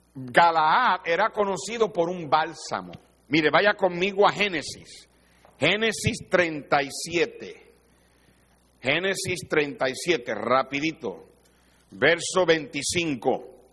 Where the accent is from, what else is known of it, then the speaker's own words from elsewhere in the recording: Puerto Rico; porque soy de Puerto Rico